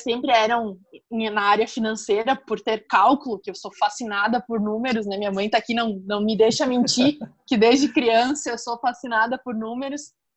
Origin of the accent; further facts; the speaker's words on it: Estrela, Rio Grande do Sul, Brazil; eu sou de Estrela, no Rio Grande do Sul